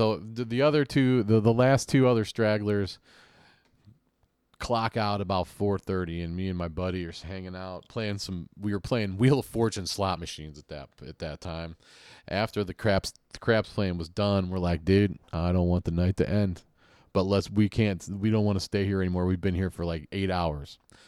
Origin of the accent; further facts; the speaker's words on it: Bronx, New York, United States; Come on. I'm from the Bronx.